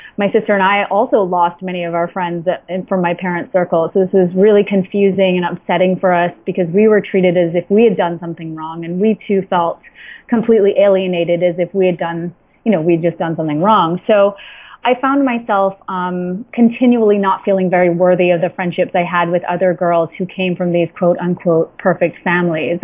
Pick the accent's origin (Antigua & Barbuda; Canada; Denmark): Antigua & Barbuda; now in New York, United States; I was born and raised in Antigua, an island in the Caribbean